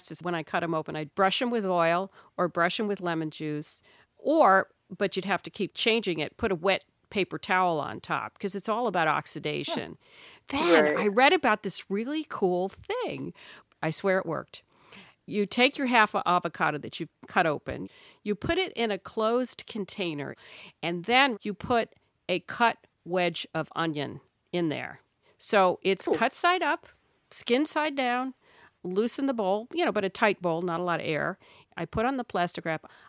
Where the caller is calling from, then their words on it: Albany, New York, United States; I'm calling from Albany, New York.